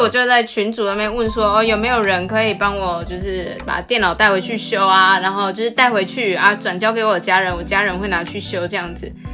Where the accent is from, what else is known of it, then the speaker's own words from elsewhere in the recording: Taiwan; also born or lived in Netherlands; 我台湾人听不懂荷兰文啊